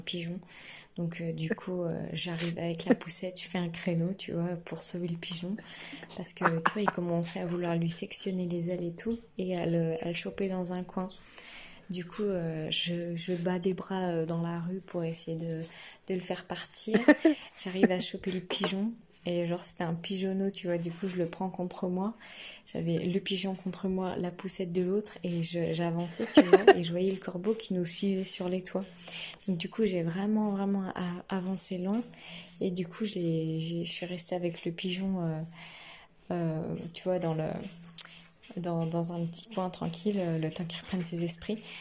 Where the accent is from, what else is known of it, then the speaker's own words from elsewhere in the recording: Burgundy, Bourgogne-Franche-Comté, France; moved away; also born or lived in Paris region; Je dis bah, De Bourgogne